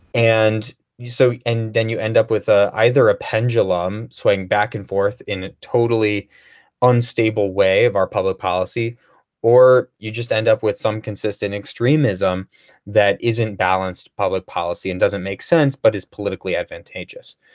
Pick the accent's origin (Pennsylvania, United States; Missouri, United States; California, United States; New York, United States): Missouri, United States; St. Louis; also born or lived in Chicago area, Illinois; I grew up in Saint Louis area